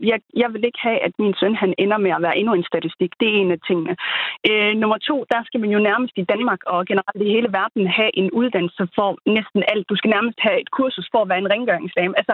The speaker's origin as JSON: {"language": "Danish", "country": "Somalia", "moved": "yes", "lives_now": "Denmark", "said": "nu kommer vi jo fra Somalia"}